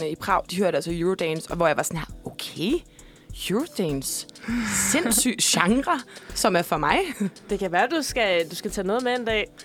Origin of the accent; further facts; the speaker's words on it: Central Denmark Region, Denmark; Jamen altså, jeg er jo fra øh, Midtjylland. Øh, fra øh, landet. Landet, landet.